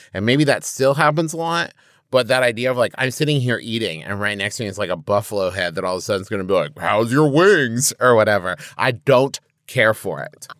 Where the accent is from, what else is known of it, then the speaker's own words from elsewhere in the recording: West Virginia, United States; growing up in West Virginia